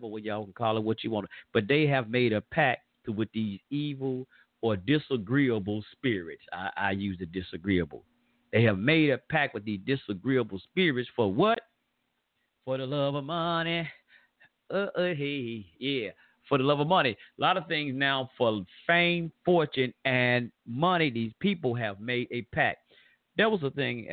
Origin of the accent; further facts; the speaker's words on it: the South, United States; accent: Southern draw; I'm from the South. We from down here.